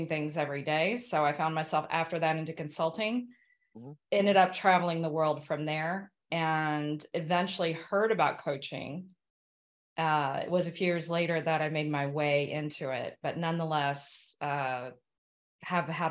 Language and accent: English; Kentucky, United States; moved away; I'm an American from Kentucky